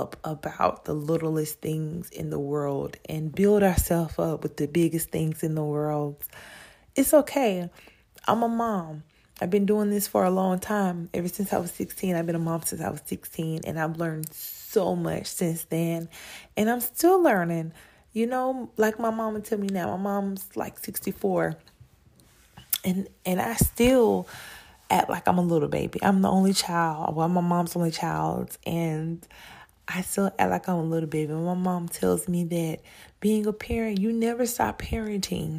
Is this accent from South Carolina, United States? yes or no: yes; South Carolina, United States; I'm really from South Carolina